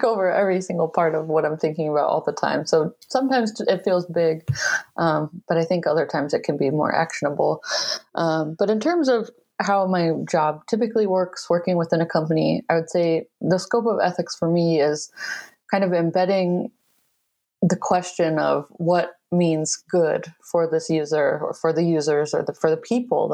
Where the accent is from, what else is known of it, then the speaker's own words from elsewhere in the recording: Michigan, United States; moved away as an adult; I relocated back to my home state of Michigan